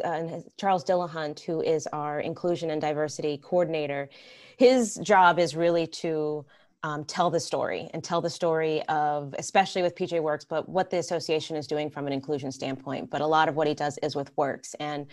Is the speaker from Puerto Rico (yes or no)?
yes; Puerto Rico; also born or lived in Atlanta, Georgia / Rochester, New York; now in Massachusetts, United States; I'm a little bit more of a Southern gal. I'm originally from Puerto Rico, actually, and then moved to Atlanta, Georgia, and then ended up in the Arctic Northeast and Rochester, New York, and then now in Massachusetts.